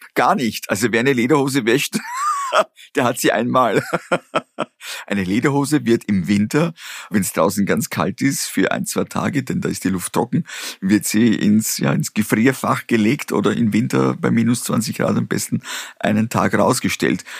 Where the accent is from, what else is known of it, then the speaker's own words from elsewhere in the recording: Austria; Ich bin in der Region aufgewachsen, auf einem kleinen Bauernhof